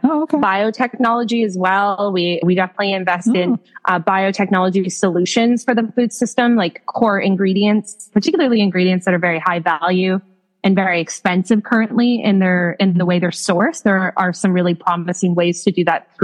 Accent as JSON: {"language": "English", "country": "Canada", "tie": "born or raised there", "moved": "yes", "lives_now": "United States", "said": "As a young child growing up in Canada"}